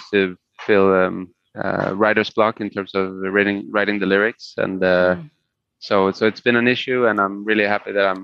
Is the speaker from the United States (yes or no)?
no; Sweden; first language Spanish; English is a second language; Swedish is my main language that I always lived in Sweden.